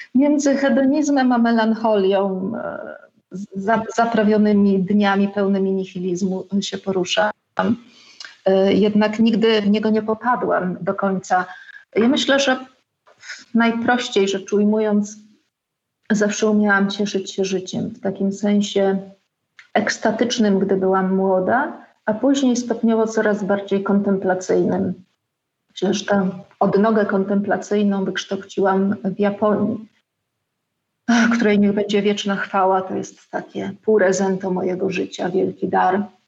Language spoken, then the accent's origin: Polish; Wałbrzych, Lower Silesian Voivodeship, Poland; moved away as an adult; also born or lived in Wrocław; now in Podkowa Leśna, Poland; od kiedy wyjechałam z Wałbrzycha w wieku 18 lat z plecakiem czerwonym na stelażu do Wrocławia na studia